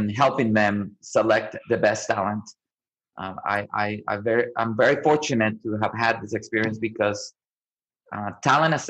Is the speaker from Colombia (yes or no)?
yes; Colombia; also born or lived in Omaha, Nebraska; now in Austin, United States; I grew up in Colombia, right, where food is really important